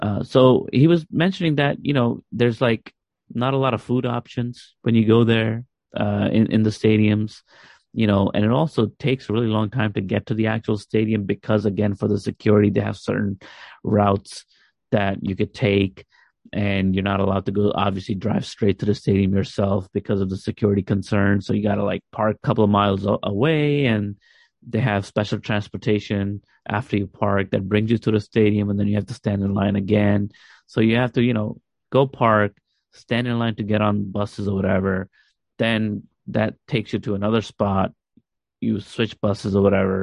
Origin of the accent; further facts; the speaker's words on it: Pakistan; as a Pakistani fan